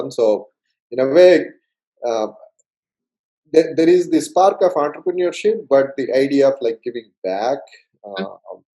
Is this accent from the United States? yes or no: no; India; English is a second language; moved away as an adult; so I came, um, I came from India